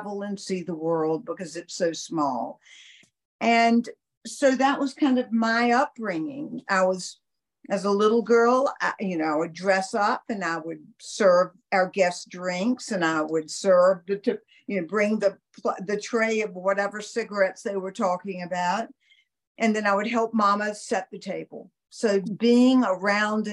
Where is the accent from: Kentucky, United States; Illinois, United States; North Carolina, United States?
North Carolina, United States; Rocky Mount; I grew up in North Carolina